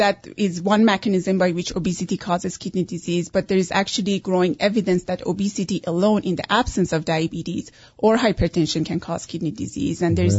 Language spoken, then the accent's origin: English; Iran; English is a second language; also born or lived in Canada; now in United States; Originally Persian.